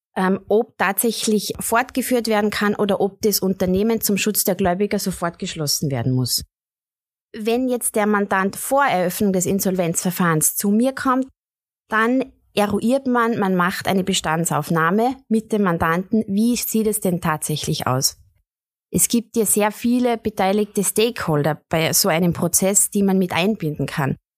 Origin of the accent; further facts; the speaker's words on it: Tyrol, Austria; meine Heimat und an meine Wurzeln